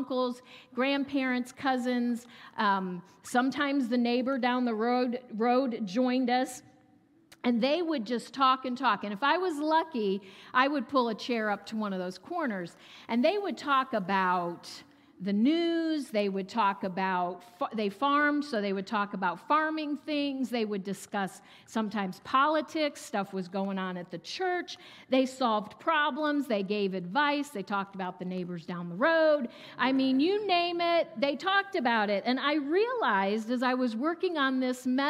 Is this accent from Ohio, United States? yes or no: yes; Ohio, United States; also born or lived in South Carolina; I was born and raised in Ohio and stayed here most of my life